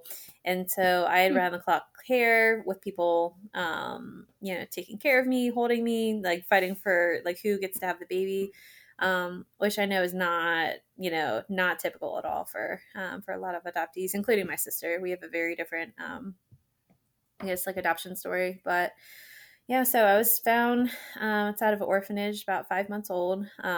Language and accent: English; Laurel, Maryland, United States; also born or lived in Falls Church, Virginia; So I was in Falls Church, Virginia for the first 3 years. And then I grew up in Laurel, Maryland.